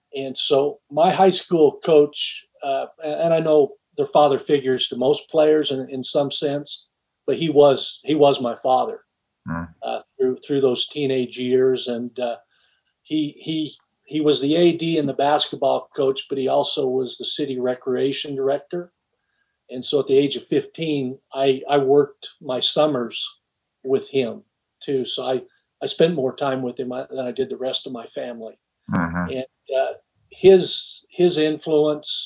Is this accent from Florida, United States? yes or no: no; Cedar City, Utah, United States; mid-major D1 Southern Utah University in my hometown